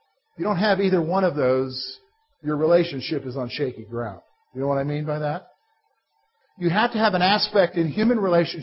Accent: Columbia, South Carolina, United States; when I was a boy, growing up in Columbia, South Carolina

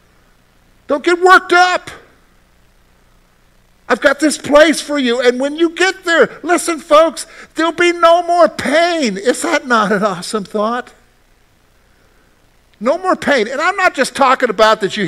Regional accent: Columbia, South Carolina, United States; moved away as an adult; I'm from the Carolinas, and I go back home to Columbia

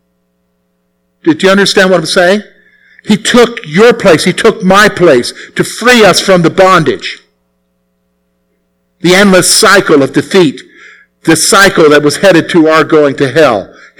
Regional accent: the South, United States; I grew up in the South

